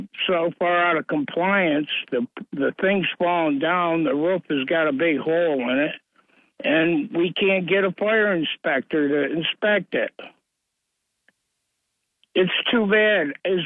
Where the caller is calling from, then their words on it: Owego, New York, United States; from Owego, Bob.